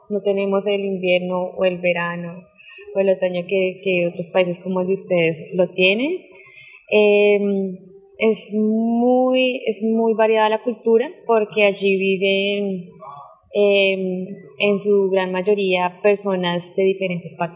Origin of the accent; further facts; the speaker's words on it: Bogotá, Colombia; moved away as an adult; now in China; Eh, soy de Bogotá, Colombia. Eh, actualmente tengo 27 años y llevo en China viviendo 8 meses.